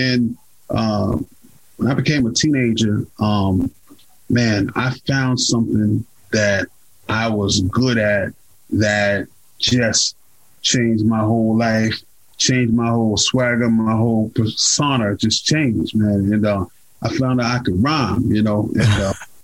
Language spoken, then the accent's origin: English; Carrollton, Georgia, United States; I'm born and raised in Carrollton, Georgia